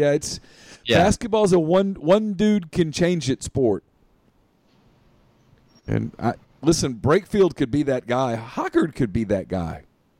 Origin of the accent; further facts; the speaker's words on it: Ruston, Louisiana, United States; I grew up in Ruston, Louisiana, the metropolis that is Ruston.